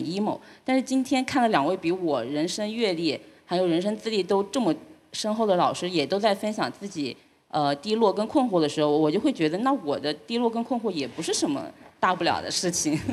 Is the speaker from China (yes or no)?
yes; Jiujiang, Jiangxi, China; 我小时候经历，因为我是九江人，就是九八年的时候大洪水